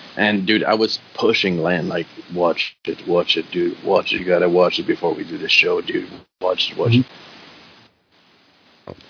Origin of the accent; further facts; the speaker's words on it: Canada; English is a second language; I'm French Canadian